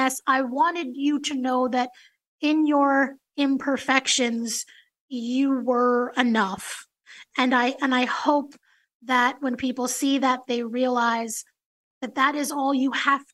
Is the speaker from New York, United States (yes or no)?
yes; New York City, New York, United States; that little girl growing up in New York City